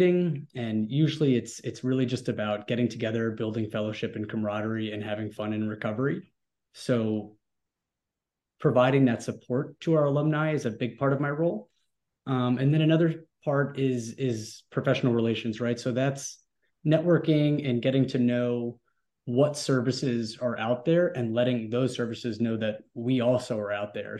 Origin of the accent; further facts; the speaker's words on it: New York, United States; moved away as an adult; now in Texas, United States; I grew up in New York, but on a boardwalk